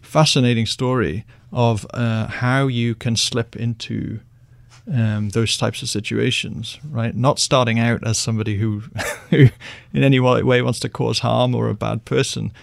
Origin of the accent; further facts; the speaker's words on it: United Kingdom; I'm British